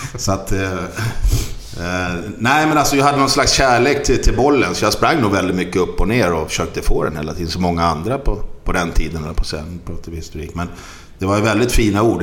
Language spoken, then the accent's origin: Swedish; Stockholm, Stockholm County, Sweden; moved away as an adult; now in Gothenburg, Sweden; jag är stockholmare